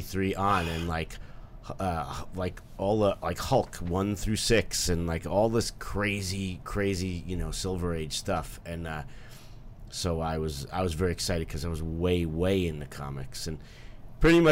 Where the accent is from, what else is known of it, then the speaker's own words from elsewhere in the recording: New York City, New York, United States; my comic shop where I grew up in Bayside, Queens